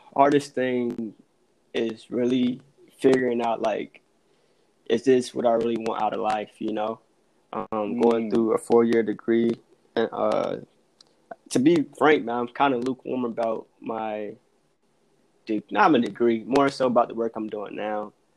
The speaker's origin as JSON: {"language": "English", "region": "Virginia", "country": "United States", "tie": "born or raised there", "also_born_or_lived": "North Carolina", "moved": "as an adult", "lives_now": "Atlanta, United States", "said": "born and raised in Virginia went to school in North Carolina."}